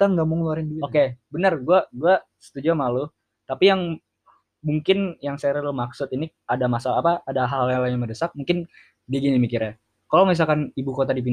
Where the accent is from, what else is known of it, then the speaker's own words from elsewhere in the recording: Jakarta, Indonesia; ibu kota atau Indonesia itu bisa menuju ke yang lebih baik sih ke kota gue Jakarta iya terutama Jakarta di Jakarta gitu